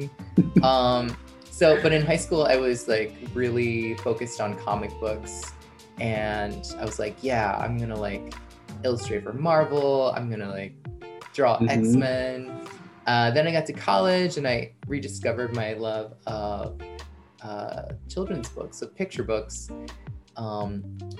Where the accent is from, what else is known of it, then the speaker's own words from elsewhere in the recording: outside of New York City, United States; moved away as an adult; also born or lived in Brooklyn; now in Massachusetts, United States; I was born and raised outside of New York City